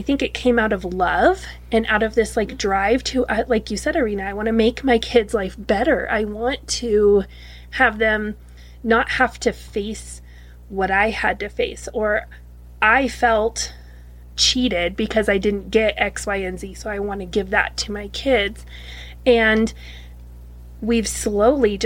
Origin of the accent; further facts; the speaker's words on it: Wyoming, United States; I grew up in Wyoming